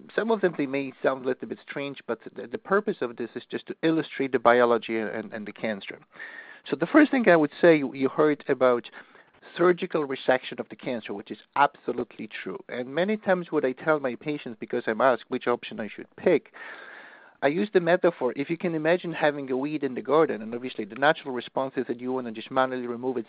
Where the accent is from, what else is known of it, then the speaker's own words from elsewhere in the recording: Poland; moved away; I'm from Poland